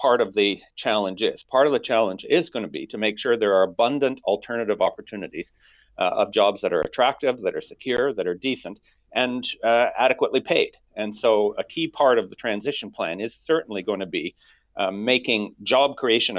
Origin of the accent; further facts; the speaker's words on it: Alberta, Canada; I come from Alberta. That's where I was born and raised